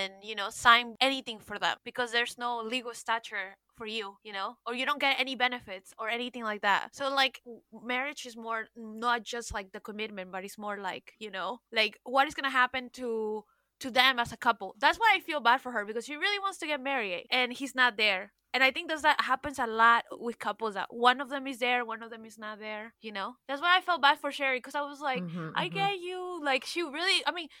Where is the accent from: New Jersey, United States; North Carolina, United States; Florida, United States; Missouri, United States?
Florida, United States; Miami; also born or lived in Peru; now in New York, United States; I was raised in the United States, but I'm from Miami and from Peru